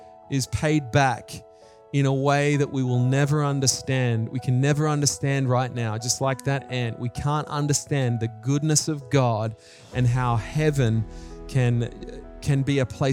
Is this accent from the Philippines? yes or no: no; Australia; moved away as an adult; also born or lived in New Zealand; now in Japan; I had lost my New Zealand accent and I was becoming an Australian really in many ways